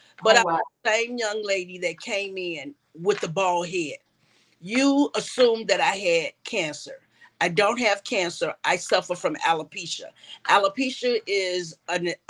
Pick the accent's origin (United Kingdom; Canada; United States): United States; Chicago, Illinois; moved away as an adult; now in Atlanta, United States; I'm originally from Chicago, Illinois